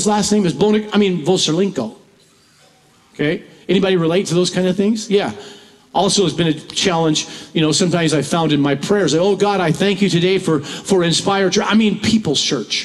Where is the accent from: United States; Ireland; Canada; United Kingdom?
United States; Washington; moved away as an adult; also born or lived in Centralia, Washington; I moved here from Washington, living my whole life almost in Washington and pastored there for over 40 years